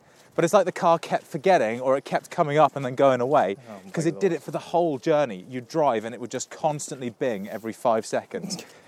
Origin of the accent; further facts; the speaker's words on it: Reading, South East England, United Kingdom; Growing up in Reading.